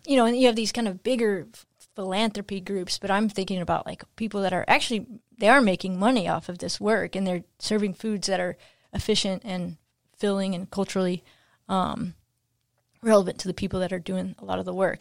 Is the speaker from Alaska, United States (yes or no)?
no; Kentucky, United States; moved away; I'm from Kentucky